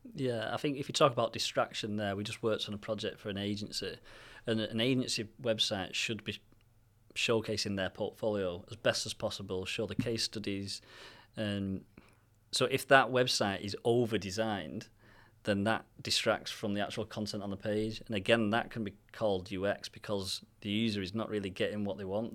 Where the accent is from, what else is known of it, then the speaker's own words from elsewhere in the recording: Manchester, North West England, United Kingdom; we're from Manchester